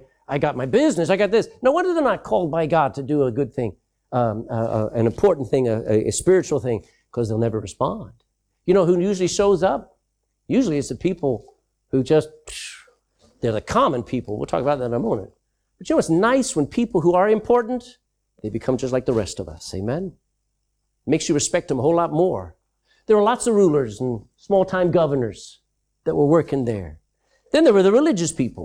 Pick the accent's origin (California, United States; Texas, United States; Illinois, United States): Texas, United States; moved away as an adult; I'm from Texas. That's my country.